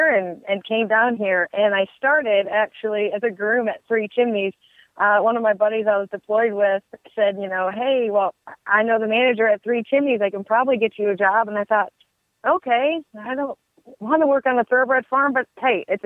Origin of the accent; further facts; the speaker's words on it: Michigan, United States; moved away as an adult; also born or lived in West Virginia; now in Kentucky, United States; I'm originally from Michigan